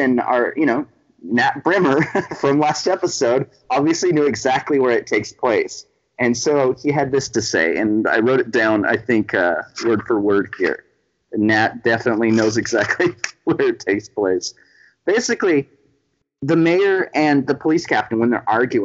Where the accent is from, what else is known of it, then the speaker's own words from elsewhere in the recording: Central Valley of California, United States; I was born and raised in California. I lived here my entire life